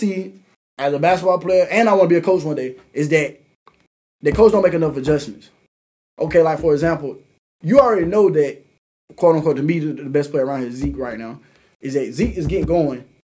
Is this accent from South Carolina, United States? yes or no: yes; Anderson, South Carolina, United States; Me growing up in Anderson